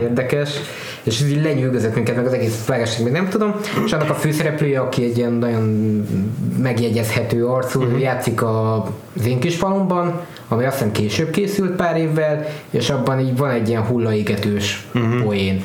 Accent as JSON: {"language": "Hungarian", "region": "Transylvania", "country": "Romania", "tie": "born or raised there", "said": "ahogy így felnőttem Erdélybe"}